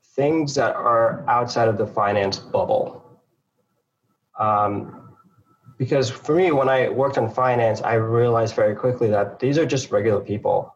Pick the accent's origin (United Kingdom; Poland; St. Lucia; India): St. Lucia; moved away; also born or lived in Harlem, New York; I was born there, um, and and I moved from St. Lucia uh, to New York, to uh, Harlem, New York, to live with my mom and my sister